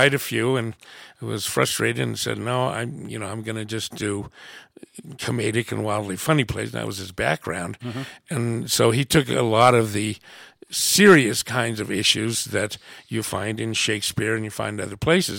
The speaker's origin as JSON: {"language": "English", "country": "United States", "said": "I'm an American. I was raised in a household. My French grandmother came to live with us"}